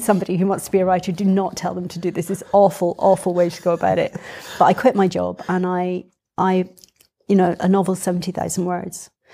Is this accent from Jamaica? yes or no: no; Edinburgh, Scotland, United Kingdom; I was born in Edinburgh. um, and brought up in Edinburgh